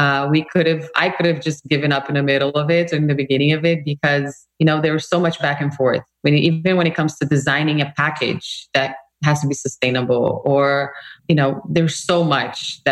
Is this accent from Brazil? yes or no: yes; Brazil; moved away as an adult; now in United States; I come from Brazil, a very multicultural country